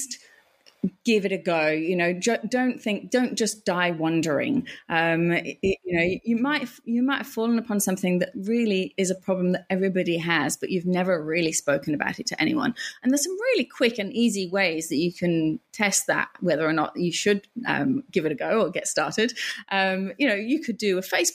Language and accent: English; England, United Kingdom; now in Australia; I'm English, and you know, I've come here